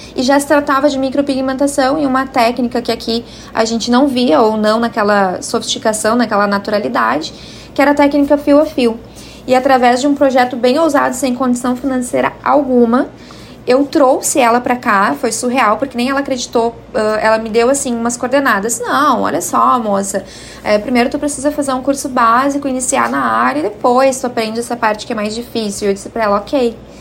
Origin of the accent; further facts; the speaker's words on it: Cachoeirinha, Rio Grande do Sul, Brazil; na minha cidade natal em Cachoeirinha